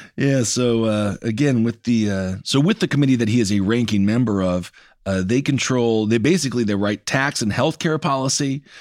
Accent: Wisconsin, United States; I'm from Wisconsin. I remember I took hunter safety

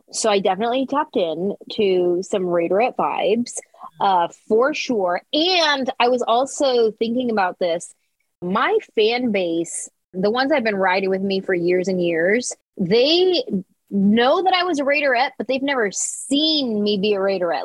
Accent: San Jose, California, United States; this little Mexican girl from San Jose who bounced around to a bunch of different high schools

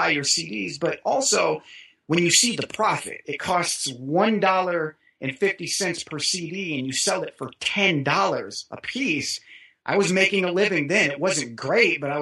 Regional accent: Kansas City, Missouri, United States; growing up in Kansas City

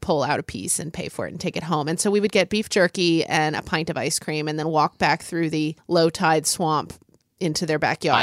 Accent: Oklahoma, United States; I grew up in Oklahoma

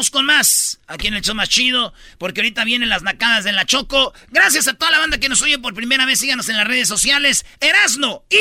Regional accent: Colima, Mexico; also born or lived in Tecomán; Soy de Colima, nací en Tecomán. Tierra bendita del rey Colimán.

